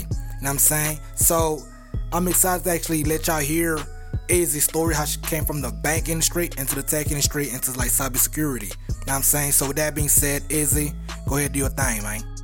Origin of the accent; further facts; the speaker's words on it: South Florida, United States; I'm from South Florida